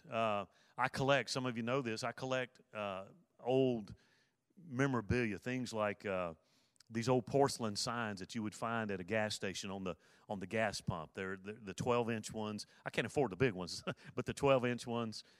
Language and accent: English; Mobile, Alabama, United States; moved away; I was born in Mobile, Alabama, nineteen sixty-five